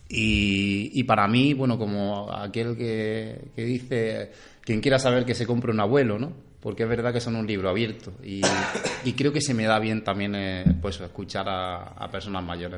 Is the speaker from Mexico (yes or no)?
no; Cúllar, Andalusia, Spain; now in Órgiva, Spain; mi pueblo está en la zona norte de Granada, en Cuyar, se llama Cuyar, está justo al lado de Baza